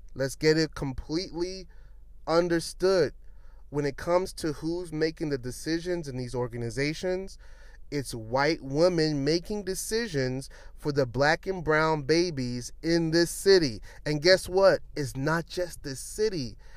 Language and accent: English; New York City, New York, United States; moved away as an adult; now in Washington, DC, United States; I'm from Brooklyn.